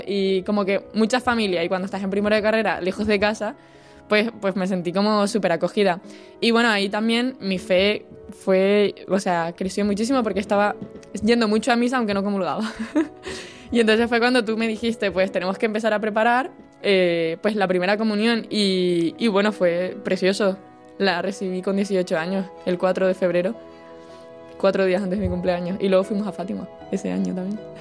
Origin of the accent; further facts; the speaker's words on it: Tenerife, Canary Islands, Spain; moved away as an adult; now in Santiago de Compostela, Spain; soy de Tenerife y estoy estudiando aquí en Santiago de Compostela